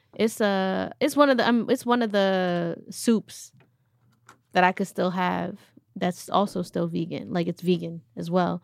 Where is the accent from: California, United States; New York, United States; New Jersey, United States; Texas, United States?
New York, United States; I'm from New York